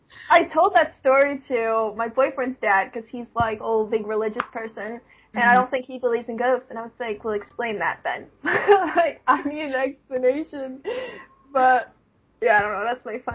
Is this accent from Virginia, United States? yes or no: yes; Virginia, United States; born there; because I was born in Virginia, we used to live in Virginia, and we lived in, like, a cul-de-sac, because my dad was in the Navy.